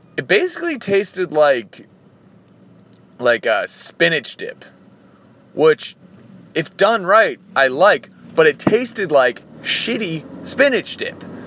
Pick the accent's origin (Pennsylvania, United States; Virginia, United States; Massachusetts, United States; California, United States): Massachusetts, United States; Reading; moved away; I grew up in Reading, Massachusetts